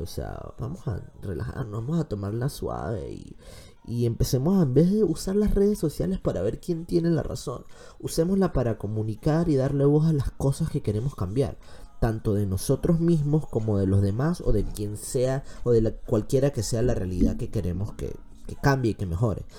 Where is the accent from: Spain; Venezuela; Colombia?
Venezuela; moved away; Tenemos que empezar a aceptar como venezolanos